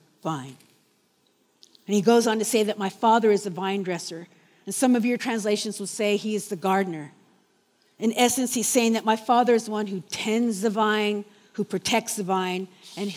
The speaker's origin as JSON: {"language": "English", "area": "Orange County", "region": "California", "country": "United States", "moved": "yes", "lives_now": "New Zealand", "said": "I'm from Orange County, California."}